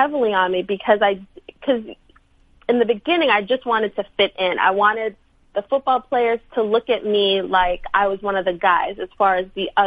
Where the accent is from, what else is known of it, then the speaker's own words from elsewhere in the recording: New York City, New York, United States; I'm from Brooklyn